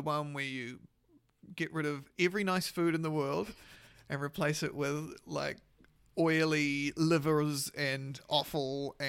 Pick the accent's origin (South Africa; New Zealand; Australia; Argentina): New Zealand; South Island; born there; I was born in the South